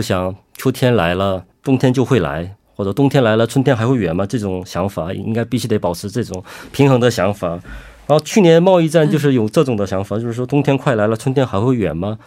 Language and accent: Chinese; China; now in South Korea; 虽然我是中国人